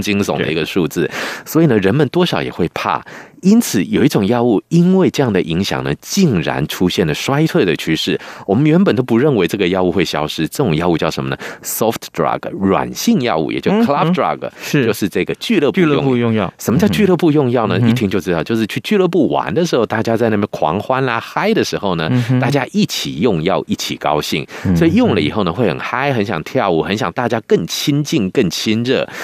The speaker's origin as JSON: {"language": "Chinese", "country": "Taiwan", "said": "我们台湾人"}